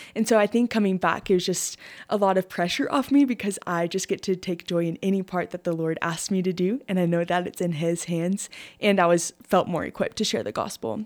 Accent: Shallowater, Texas, United States; I grew up in Shalawather. My whole life

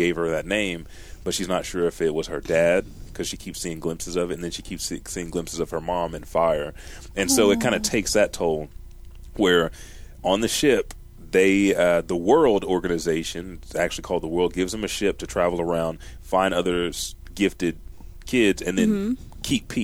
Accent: United States; I'm American.

